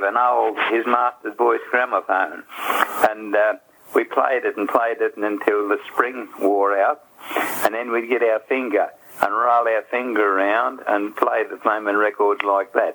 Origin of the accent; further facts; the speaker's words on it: Glenreagh, New South Wales, Australia; also born or lived in Grafton, Australia; now in Coffs Harbour, Australia; I grew up in Glen Ray, Tallawidgee Creek, to be exact.